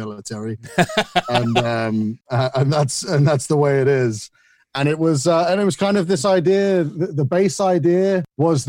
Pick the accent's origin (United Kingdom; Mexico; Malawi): United Kingdom; Isle of Wight, South East England; moved away as an adult; also born or lived in United Arab Emirates; now in United States; I grew up on the Isle of Wight